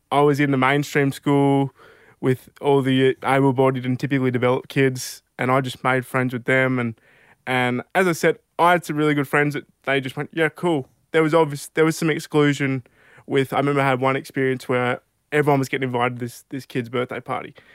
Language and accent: English; Albury, New South Wales, Australia; also born or lived in Mildura, Victoria; we'd moved to Albury, where I've grown up my, pretty much my whole life